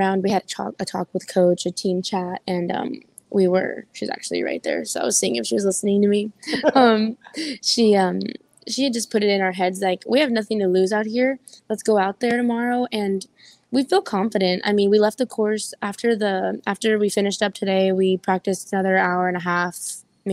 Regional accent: South Texas, United States; I'm always down for my hometown people

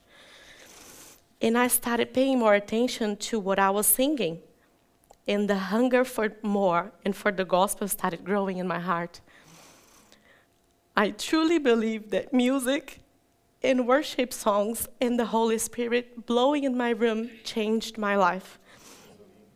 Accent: Catalão, Goiás, Brazil; also born or lived in Japeri, Brazil; I was 2 years old when we moved to Catalão, so I know that town as my hometown. There I was raised

